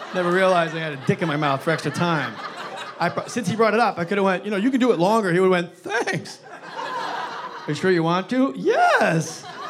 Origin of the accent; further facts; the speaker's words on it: New Jersey, United States; my home state of New Jersey